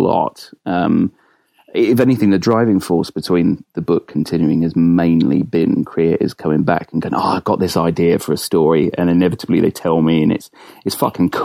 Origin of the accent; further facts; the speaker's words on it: Winslow, South East England, United Kingdom; also born or lived in Hammersmith, London / Aylesbury; I was born in Hammersmith in London, and then moved down to a little village called Winslow